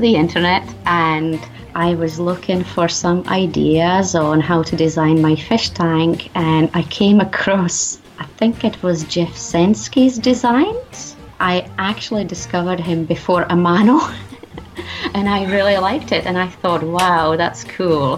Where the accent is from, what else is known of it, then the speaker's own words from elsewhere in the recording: Czechia; now in Scotland, United Kingdom; I live in Scotland, but I'm originally from the Czech Republic